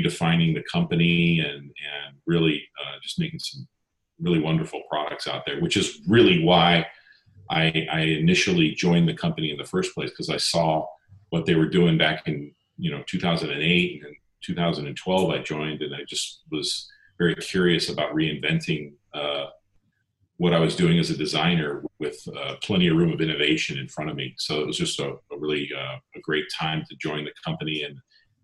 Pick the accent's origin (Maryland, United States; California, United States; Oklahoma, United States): California, United States; Pasadena; also born or lived in Munich, Germany; a Southern California native, born and raised in Pasadena.